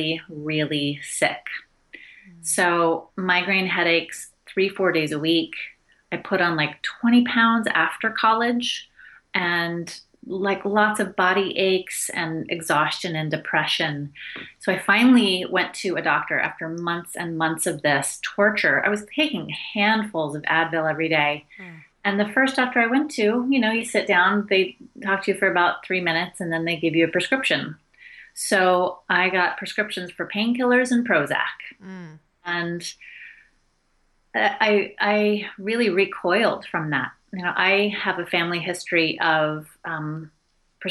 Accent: outside of Portland, Oregon, United States; I grew up outside of Portland, Oregon

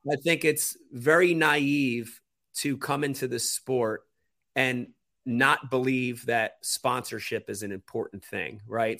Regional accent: New Jersey, United States; I'm from Jersey.

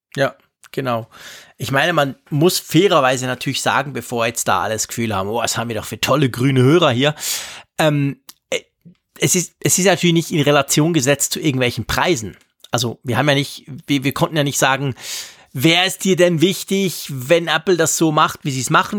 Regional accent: Switzerland; bei uns in der Schweiz

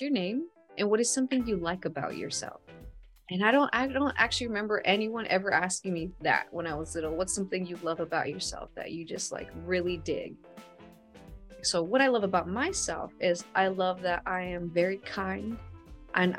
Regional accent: Stockton, California, United States; Mudville is another word that you would call Stockton, which is my hometown.

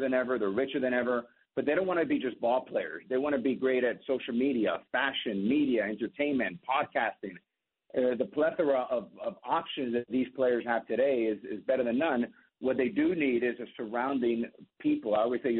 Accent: Miami, Florida, United States; also born or lived in New York; born in New York, raised in Miami

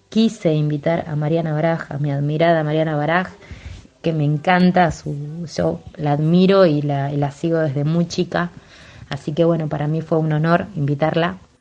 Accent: Saladillo, Buenos Aires Province, Argentina; now in La Plata, Argentina; Saladillo, en mi ciudad natal

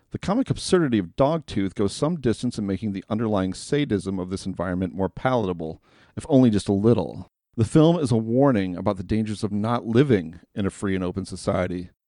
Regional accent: United States; As an American in the year twenty twenty

